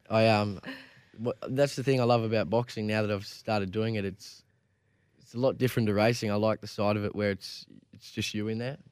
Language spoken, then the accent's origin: English; Gold Coast, Queensland, Australia; I grew up on the Gold Coast, so all my friends and that from school and that are all surfers